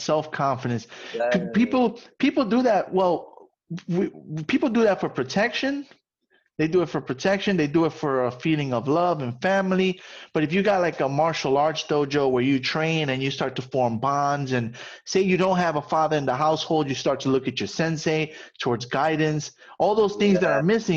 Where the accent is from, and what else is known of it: New York City, New York, United States